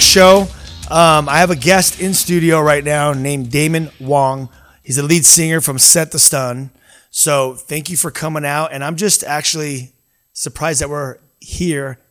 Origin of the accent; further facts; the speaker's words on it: United States; I, I grew up in America